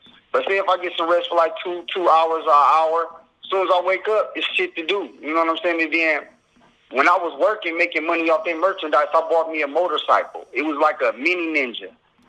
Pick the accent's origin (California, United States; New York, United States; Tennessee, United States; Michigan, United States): Michigan, United States; Flint; I'm from Flint, Michigan. So I always grew up around that Michigan music, as far as